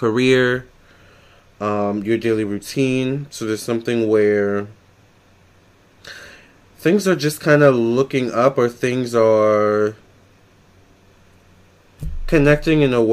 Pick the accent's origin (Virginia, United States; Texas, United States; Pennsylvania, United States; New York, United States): Virginia, United States; I'm from Virginia